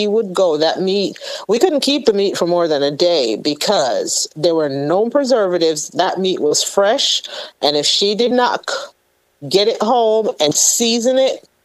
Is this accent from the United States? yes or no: no; Jamaica; moved away; The meat that I grew up on, and I grew up in Jamaica